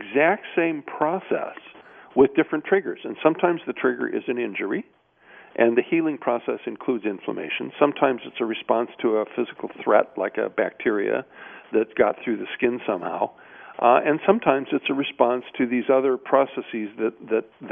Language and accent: English; Midwest, United States; I grew up in the Midwest